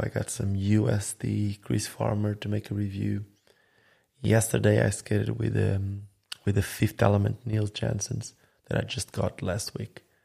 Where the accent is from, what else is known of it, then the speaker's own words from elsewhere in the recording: Sinj, Split-Dalmatia County, Croatia; my hometown called Sinj